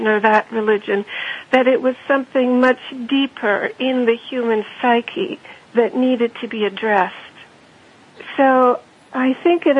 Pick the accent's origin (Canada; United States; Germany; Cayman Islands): Germany; moved away; also born or lived in Austria; Well, I am German. I grew up in Austria and Germany.